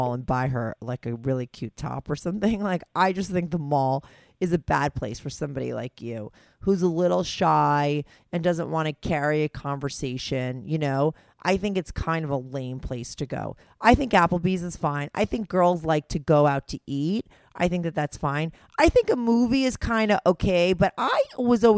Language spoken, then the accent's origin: English; New Jersey, United States; I grew up in New Jersey